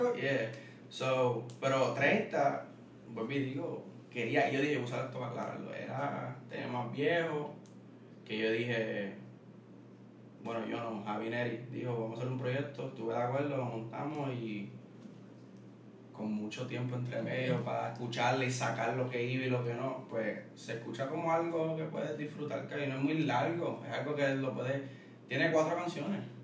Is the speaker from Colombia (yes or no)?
no; San Juan, Puerto Rico; also born or lived in Wisconsin, United States; soy de Caimito, y eso me gusta decirlo mucho de Caimito, Caimito, de Caimito, de donde soy, mi familia está ahí